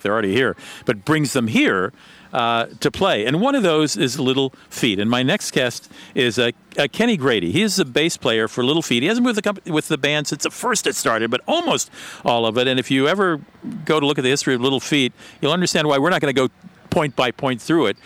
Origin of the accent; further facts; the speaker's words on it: Germany; moved away; I grew up in Germany.